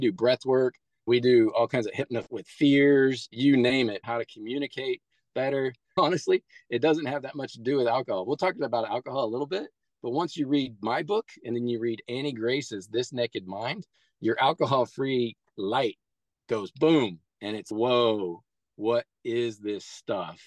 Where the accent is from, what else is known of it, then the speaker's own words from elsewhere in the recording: Midwest, United States; I grew up really poor in the Midwest